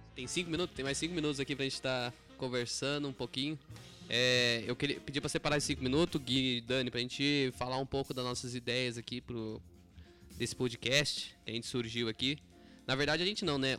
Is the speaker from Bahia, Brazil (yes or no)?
no; Taubaté, São Paulo, Brazil; a gente é aqui de Taubaté, São Paulo, interior